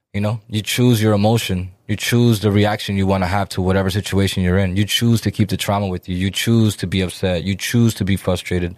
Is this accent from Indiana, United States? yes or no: no; Lawrence, Massachusetts, United States; we're Dominican, right? And, uh, we come from Lawrence